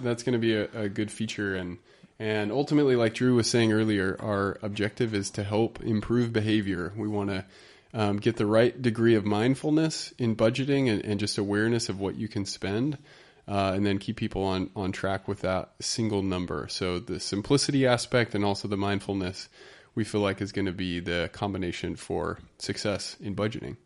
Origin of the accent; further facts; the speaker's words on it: Utah, United States; moved away as an adult; I'm from Utah. I haven't been out here long enough